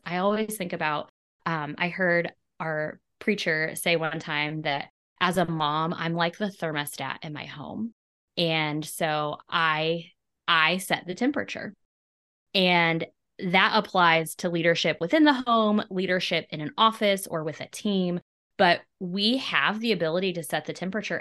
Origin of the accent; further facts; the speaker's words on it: Clinton, Missouri, United States; I'm in my hometown of Clinton, Missouri. I'm actually sitting in the room that was my nursery when I was a baby